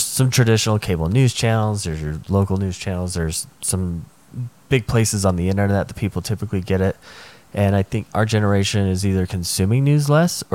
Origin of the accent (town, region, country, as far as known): United States